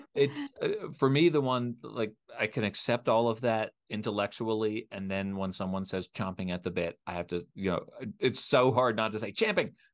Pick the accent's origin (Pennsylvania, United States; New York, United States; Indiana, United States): Pennsylvania, United States; Philadelphia; also born or lived in Richmond, Virginia; I grew up in the Philadelphia area